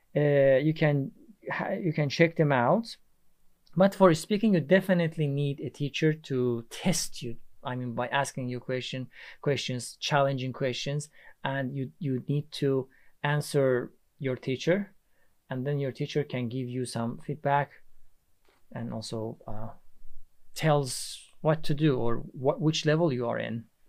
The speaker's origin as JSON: {"language": "English", "country": "Iran", "second_language": "English", "moved": "yes", "lives_now": "Istanbul, Turkey", "said": "I'm from Iran. I live in Istanbul, Turkey."}